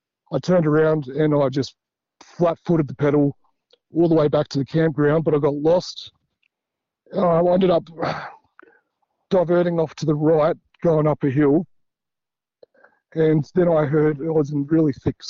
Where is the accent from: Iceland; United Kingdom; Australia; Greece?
Australia; Central Australia; I'm from Central Australia